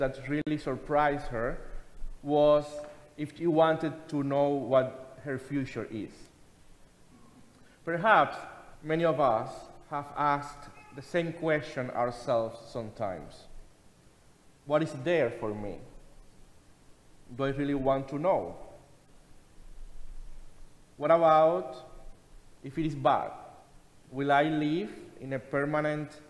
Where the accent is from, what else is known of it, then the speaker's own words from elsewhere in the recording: Cuba; moved away; I remember being a teenager in my home country in Cuba and joining my mother especially, going to a fortune teller or spiritist in my hometown